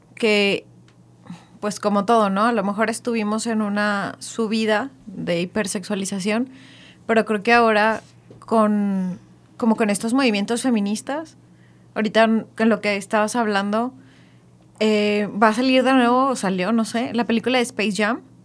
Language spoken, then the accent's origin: Spanish; Mexico; como mexicanos